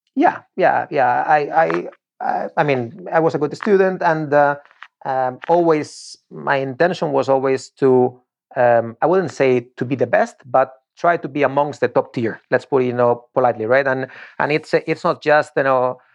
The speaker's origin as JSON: {"language": "English", "town": "Torrejón de Ardoz", "region": "Community of Madrid", "country": "Spain", "tie": "born or raised there", "second_language": "English", "moved": "as an adult", "lives_now": "Florida, United States", "said": "one of the teams of my hometown, meaning Torrejon"}